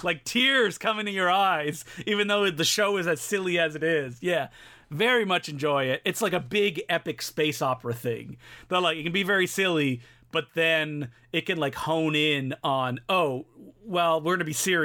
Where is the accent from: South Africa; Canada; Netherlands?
Canada